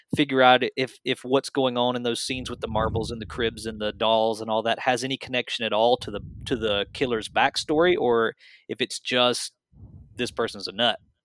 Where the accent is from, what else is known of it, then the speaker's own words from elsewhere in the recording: American South, United States; I was born and raised in the American South